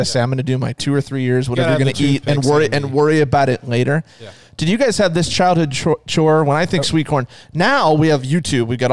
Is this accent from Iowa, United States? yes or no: yes; Ames, Iowa, United States; now in Ankeny, United States; Where I grew up in Ames, there was a house three blocks away